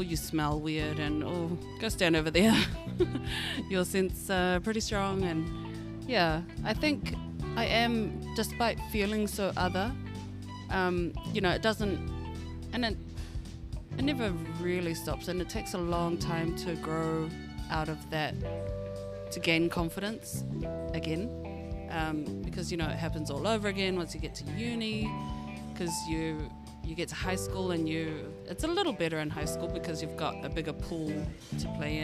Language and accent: English; Auckland, New Zealand; I was born and raised in Auckland